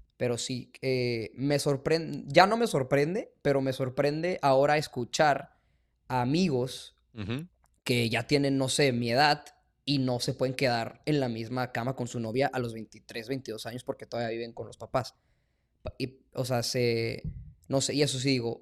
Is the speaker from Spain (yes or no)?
no; Mexico; also born or lived in El Paso, Texas, United States; now in Boston, United States; yo soy mexicano